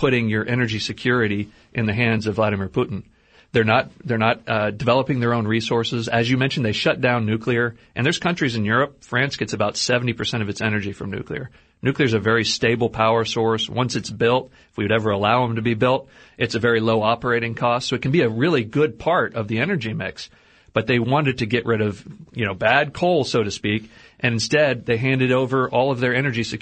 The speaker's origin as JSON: {"language": "English", "region": "Texas", "country": "United States", "said": "I'm a Texan"}